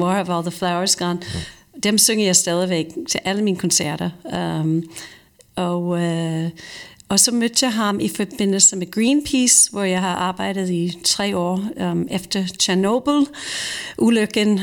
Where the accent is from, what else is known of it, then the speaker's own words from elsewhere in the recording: Croton-on-Hudson, New York, United States; Danish is a second language; now in Denmark; i min hjemby, Croton, som du lige nævnte, um, det ligger lige ved siden af uh, … by, som hedder Cold Springs, eller Beacon, New York.